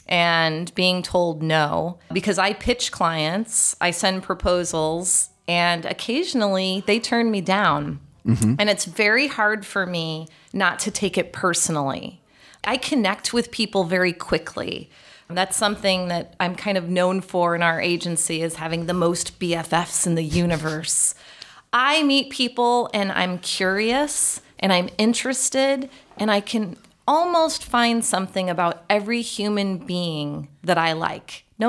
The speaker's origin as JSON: {"language": "English", "town": "Chicago", "region": "Illinois", "country": "United States", "tie": "born or raised there", "said": "Because I knew LaCroix from the Midwest. I grew up in Chicago."}